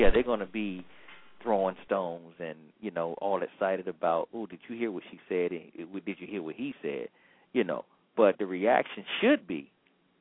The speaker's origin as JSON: {"language": "English", "region": "Georgia", "country": "United States", "said": "I'm from Georgia"}